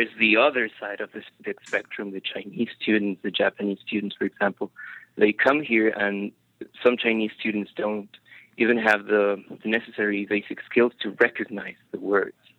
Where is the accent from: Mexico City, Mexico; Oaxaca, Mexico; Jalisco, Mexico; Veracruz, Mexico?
Mexico City, Mexico; I'm from Mexico